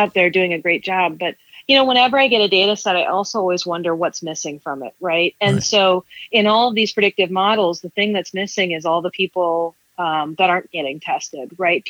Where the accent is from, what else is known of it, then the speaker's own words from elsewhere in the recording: Topeka, Kansas, United States; moved away as an adult; now in New York City, United States; my hometown of Topeka, Kansas